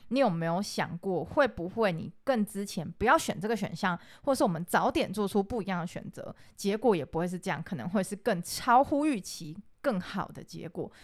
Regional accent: Taiwan; 我们台湾人

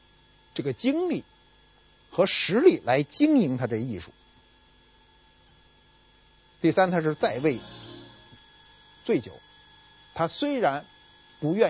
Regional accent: North China, China; 我是北方人，没见过南方有有这么一种工具。

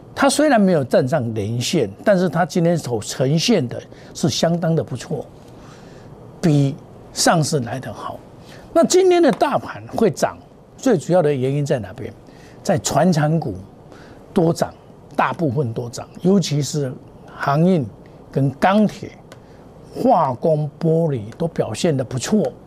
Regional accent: Taiwan; 我是真正的台湾人

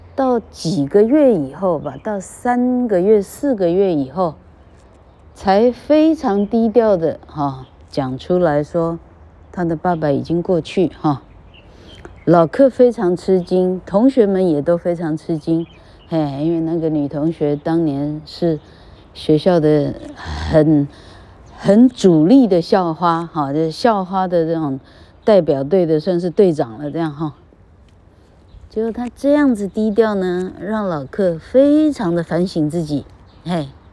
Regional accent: Taiwan; 我们有幸生长在台湾

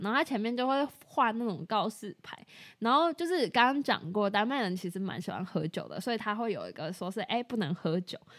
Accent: Taiwan; 我们在台湾长大

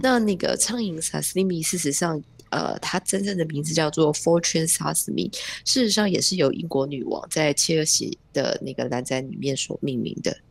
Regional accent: Taiwan; 对我们台湾人而言

